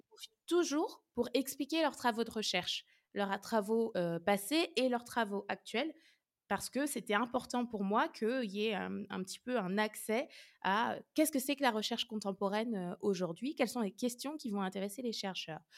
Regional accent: Orléans, Centre-Val de Loire, France; moved away as an adult; also born or lived in Lyon / Nice; je suis originaire d'Orléans

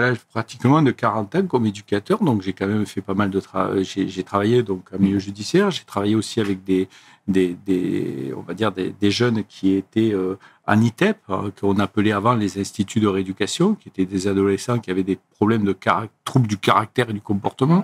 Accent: Lozère, Occitania, France; moved away as an adult; also born or lived in Montpellier; je suis originaire de Lozère

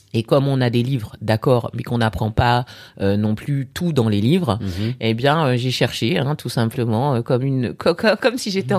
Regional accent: France; moved away as an adult; also born or lived in Burkina Faso / Lyon, France / Paris, France; now in Abidjan, Côte d'Ivoire; je suis née en France. D'accord. J'ai vécu une petite partie de, mon enfance en Afrique. Ensuite, je suis rentrée en Au France

